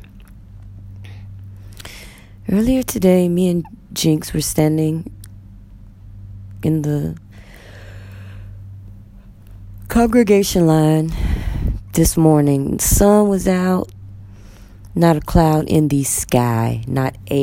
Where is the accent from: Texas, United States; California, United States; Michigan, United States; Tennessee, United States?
Texas, United States; moved away as an adult; now in Egypt; I'm from Texas.